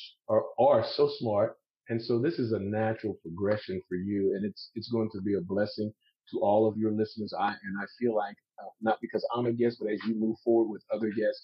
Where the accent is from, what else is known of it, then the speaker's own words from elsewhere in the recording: South Louisiana, United States; I'm from South Louisiana